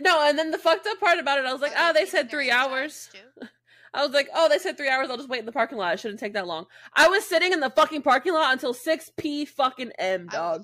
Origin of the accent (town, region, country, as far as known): Jacksonville, United States; born or raised there; moved away